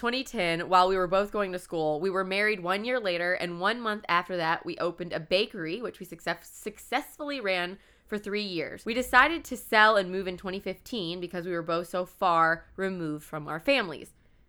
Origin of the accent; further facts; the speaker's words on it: Wasilla, Alaska, United States; also born or lived in Key West; now in Sumner, United States; I was born in Key West, Florida, and moved to Wasilla, Alaska when I was 7.